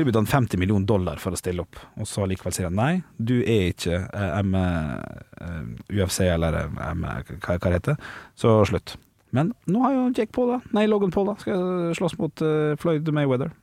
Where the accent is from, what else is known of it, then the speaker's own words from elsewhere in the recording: Ålesund, Møre og Romsdal, Norway; Jeg er fra Sunnmøre, fra Ålesund.